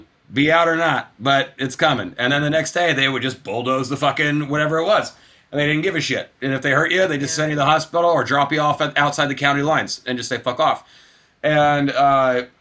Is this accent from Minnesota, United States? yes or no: no; North Alabama, United States; moved away; also born or lived in Atlanta, Georgia; the local city council in where I'm from in Alabama, where oddly enough, the current House representative for my hometown, Mo Brooks